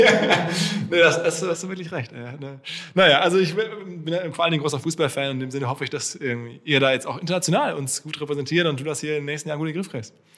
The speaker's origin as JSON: {"language": "German", "area": "Ruhr area", "region": "North Rhine-Westphalia", "country": "Germany", "moved": "as an adult", "lives_now": "Hamburg, Germany", "said": "ich bin ja auch aus dem Ruhrgebiet"}